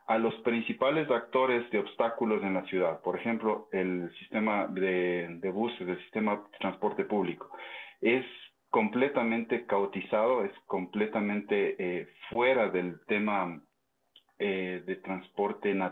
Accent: Quito, Pichincha, Ecuador; yo como recomendación y como quiteño que soy

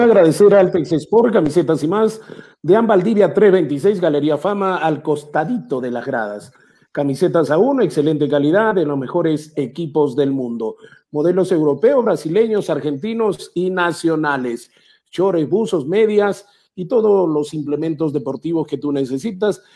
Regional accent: Peru; somos peruanos

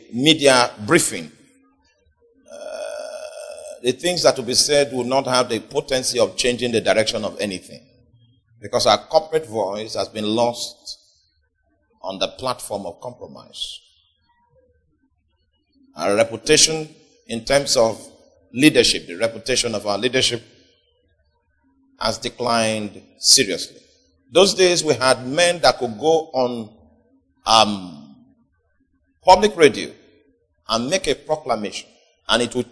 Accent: Nigeria; Even in our deteriorated state, we still, in terms of statistics, we are still the most religious nation

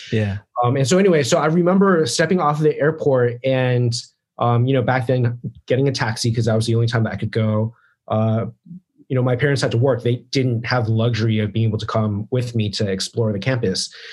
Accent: East Coast, United States; So I grew up on the East Coast, right?

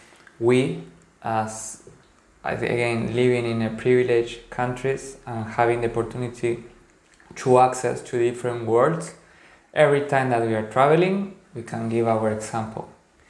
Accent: Paraguay; because I come from Guarani origins, from Paraguay, where most of the society, a lot of the people are indigenous.

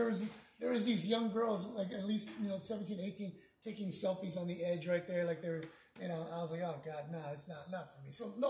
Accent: Houston, Texas, United States; now in Corpus Christi, United States; I'm originally from Houston.

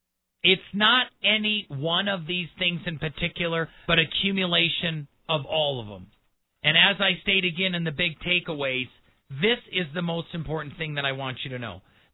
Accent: Milwaukee, Wisconsin, United States; now in Colorado Springs, United States; I grew up in Milwaukee.

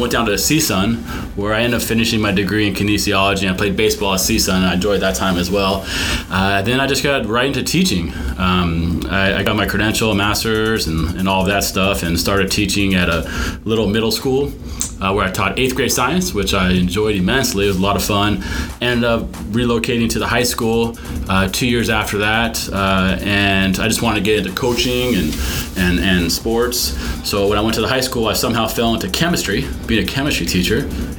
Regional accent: Los Angeles, California, United States; I grew up in the San Fernando Valley, born in 1977, about 30 years after you. I went to Granada Hills High School

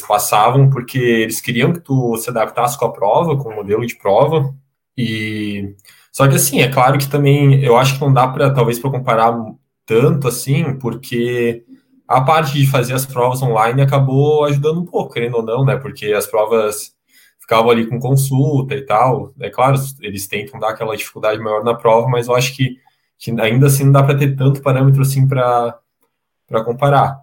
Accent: Santa Catarina, Brazil; also born or lived in Lisbon, Portugal; estou aqui em Santa Catarina, de, de onde eu sou

